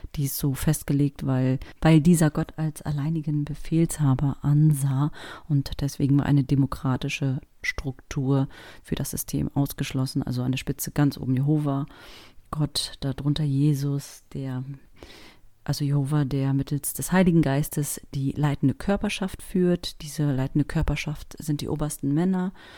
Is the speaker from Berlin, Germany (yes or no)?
yes; Berlin, Germany; Und wir sind in Berlin-Spandau groß geworden